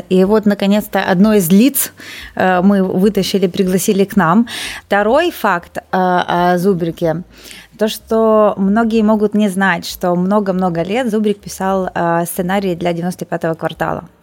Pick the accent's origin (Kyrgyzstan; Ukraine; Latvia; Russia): Ukraine; Odesa, Odesa Oblast; мы одесситы, да, и в общем одесситы с одесситами кучкуются